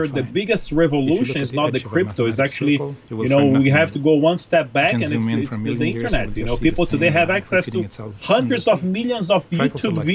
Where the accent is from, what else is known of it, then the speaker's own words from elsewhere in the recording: Brazil; now in United States; I'm an immigrant. I live in the U.S. I've been here for over 20 years, even though I'm from Brazil